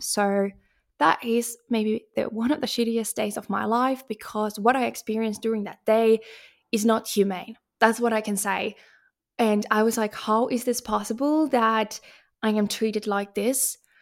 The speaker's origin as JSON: {"language": "English", "country": "Finland", "also_born_or_lived": "Stockholm, Sweden / Portugal", "moved": "as an adult", "said": "as a Finnish, I had visited Stockholm before I moved there"}